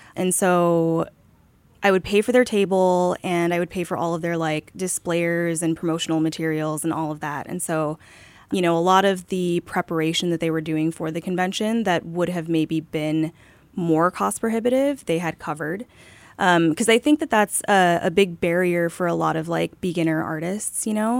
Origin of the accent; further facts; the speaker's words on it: South Korea; moved away; I was growing up in Korea at the time